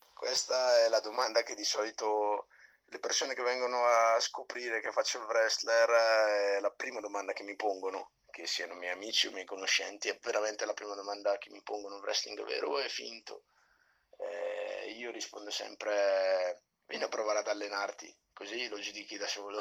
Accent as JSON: {"language": "Italian", "town": "Brescia", "region": "Lombardy", "country": "Italy", "said": "Vengo da Brescia, dove alleno anche un gruppo di ragazzi"}